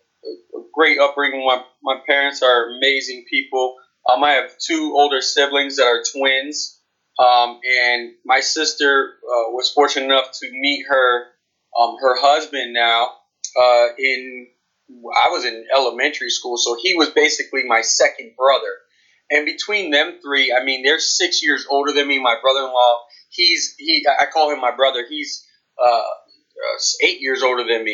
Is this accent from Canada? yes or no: no; Dunedin, Florida, United States; I'm from Dunedin, which is about, an hour north of St. Petersburg